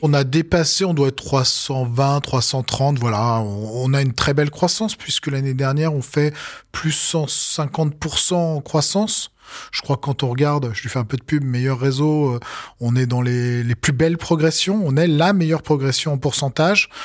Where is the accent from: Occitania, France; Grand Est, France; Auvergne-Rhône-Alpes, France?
Auvergne-Rhône-Alpes, France; Savoie; je suis au Savoyard à la base. Donc, euh, donc voilà, euh, homme du terroir et des montagnes.